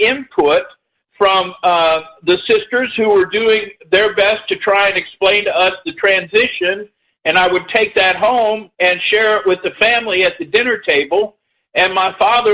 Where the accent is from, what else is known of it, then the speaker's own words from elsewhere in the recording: Indiana, United States; I was born in 1952, and I was raised in Indiana